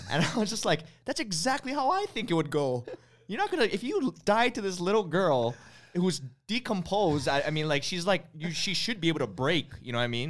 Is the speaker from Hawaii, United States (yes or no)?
yes; Hawaii, United States; growing up in Hawaii